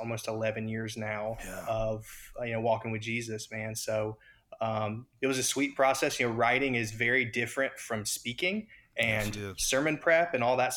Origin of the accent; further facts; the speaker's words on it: Raleigh, North Carolina, United States; I'm originally from Raleigh, North Carolina